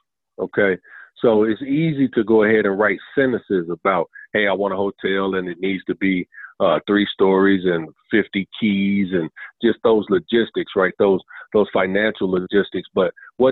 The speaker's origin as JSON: {"language": "English", "town": "Chicago", "region": "Illinois", "country": "United States", "tie": "born or raised there", "also_born_or_lived": "Southern United States", "moved": "yes", "said": "born and raised in Chicago, Illinois"}